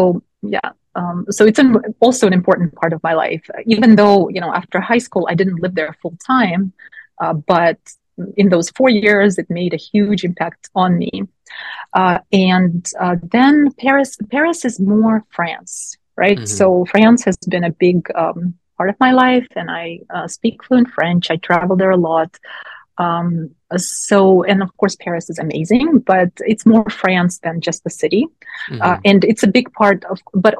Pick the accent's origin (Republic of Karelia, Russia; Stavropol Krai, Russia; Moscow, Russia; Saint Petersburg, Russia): Moscow, Russia; moved away; also born or lived in Pittsburgh, Pennsylvania, United States; Moscow, I was born and raised in Moscow